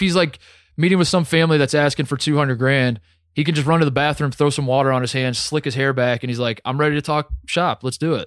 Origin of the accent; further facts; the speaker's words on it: United States; also born or lived in Indianapolis, Indiana / Columbus, Ohio; I'm from Indianapolis and Columbus, Ohio, both